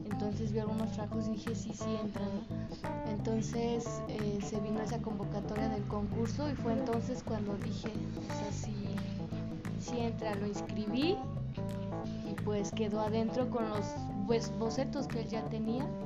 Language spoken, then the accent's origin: Spanish; San Felipe del Progreso, State of Mexico, Mexico; de donde yo soy, de San Felipe del Progreso